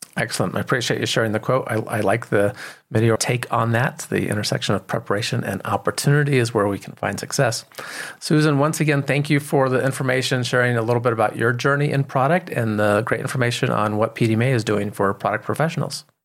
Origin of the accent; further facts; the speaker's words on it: Colorado, United States; I'm from Colorado